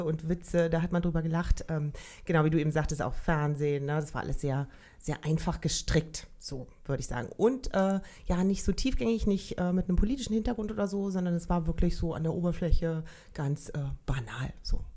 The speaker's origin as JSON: {"language": "German", "region": "Berlin", "country": "Germany", "tie": "born or raised there", "said": "ich bin 1971 geboren in Berlin-Charlottenburg."}